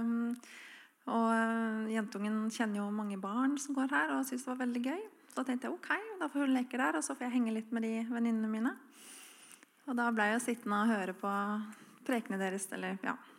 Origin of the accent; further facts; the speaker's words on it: Oslo, Norway; moved away as an adult; now in Froland, Norway; Jeg er fra Oslo. flyttet til Froland for ti år siden. og her er det jo veldig kristen samfunn i forhold til der jeg er oppvokst.